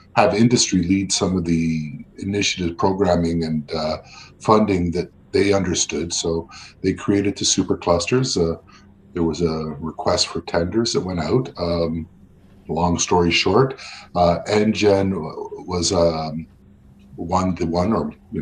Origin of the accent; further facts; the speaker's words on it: Montreal, Quebec, Canada; now in Ottawa, Canada; I live in Ottawa. I grew up in Montreal, so I'm bilingual